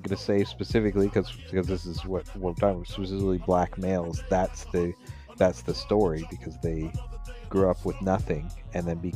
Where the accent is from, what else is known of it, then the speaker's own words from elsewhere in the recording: Southern Ontario, Canada; our experience growing up in Southern Ontario as two Caucasian men